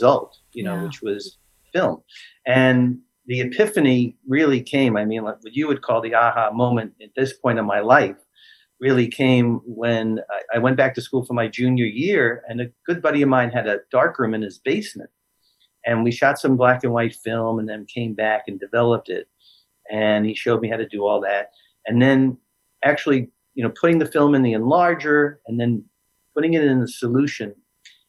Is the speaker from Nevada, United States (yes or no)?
no; New York City, New York, United States; born and raised in Brooklyn, New York.